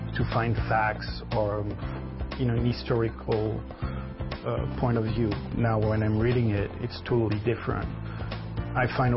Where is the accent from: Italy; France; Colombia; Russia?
France; Brittany; moved away as an adult; also born or lived in Florida, United States; now in Connecticut, United States; where I come from, Brittany in France